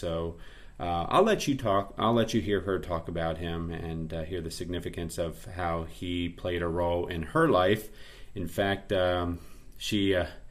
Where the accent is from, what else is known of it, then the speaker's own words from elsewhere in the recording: Central Pennsylvania, United States; We're from Central Pennsylvania.